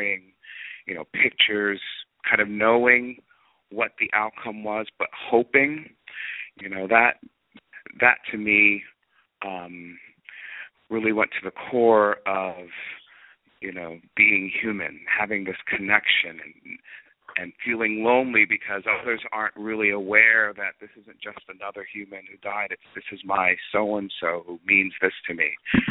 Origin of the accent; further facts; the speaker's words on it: New Jersey, United States; I grew up in New Jersey